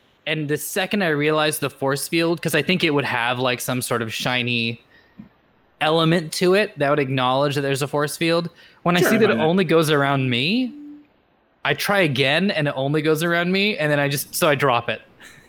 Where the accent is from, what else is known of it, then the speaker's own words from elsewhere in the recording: West Coast, United States; I know, granted I grew up on the West Coast, where we don't get the most amount of snow